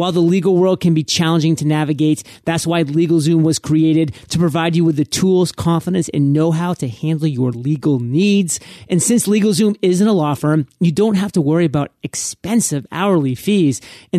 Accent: Maine, United States; I mean, I'm from Maine, and there I was in Maine

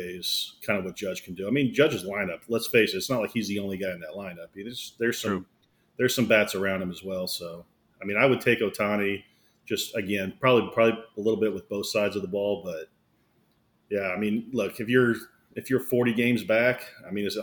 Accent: Kansas City, United States; moved away as an adult; also born or lived in Loudonville, New York; I grew up in Kansas City. You guys probably don't know that. So I graduated high school in Kansas City

